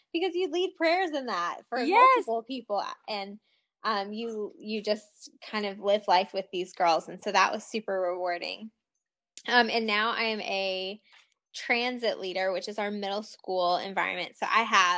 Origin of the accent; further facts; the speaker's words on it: the North, United States; now in Richmond, United States; I grew up in the North